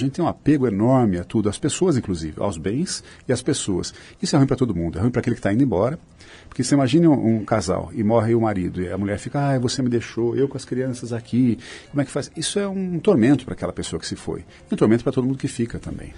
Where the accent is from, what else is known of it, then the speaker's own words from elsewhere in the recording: Sorocaba, São Paulo, Brazil; eu sou de Sorocaba